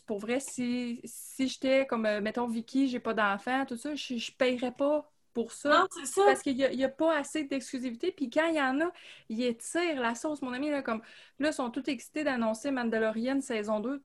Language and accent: French; Gatineau, Quebec, Canada; je viens de Gatineau. Je suis née à Hull